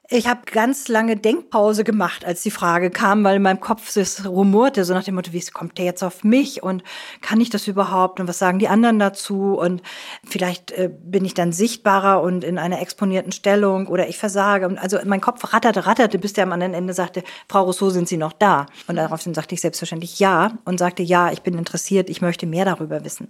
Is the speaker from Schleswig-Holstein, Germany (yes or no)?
yes; Neumünster, Schleswig-Holstein, Germany; Ich bin in Neumünster in Schleswig-Holstein geboren